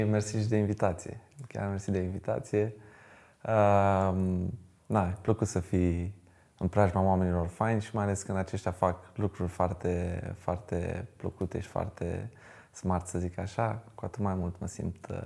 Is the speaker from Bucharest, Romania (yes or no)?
yes; Bucharest, Romania; moved away as an adult; now in Iași, Romania; sunt din București. Am jucat uh, la două cluburi din uh, București.